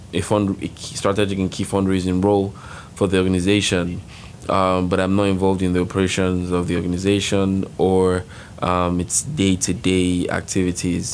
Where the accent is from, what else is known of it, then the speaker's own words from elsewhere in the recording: Nigeria; moved away; I'm from Nigeria, and I am a social entrepreneurship senior at LIN